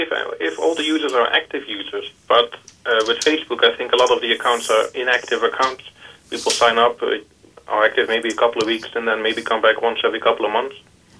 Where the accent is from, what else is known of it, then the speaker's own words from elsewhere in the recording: Eindhoven, North Brabant, Netherlands; moved away as an adult; now in Northern Ireland, United Kingdom; I'm originally a Dutchman, even though my name sounds very English, I suppose. But I was born and raised in Eindhoven, and I moved to Northern Ireland about 2 years ago